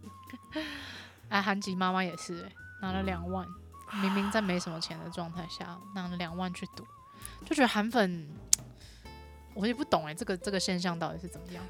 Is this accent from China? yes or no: no; Taiwan; 我们不是中国人，我们是台湾人